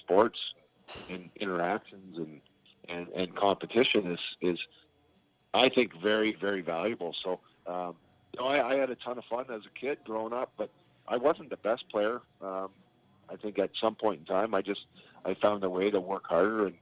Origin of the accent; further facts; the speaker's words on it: Markham, Ontario, Canada; also born or lived in Stouffville, Ontario; now in Laguna Beach, United States; I grew up in Markham and Stouffville, which is about 20-30 miles northeast of Toronto.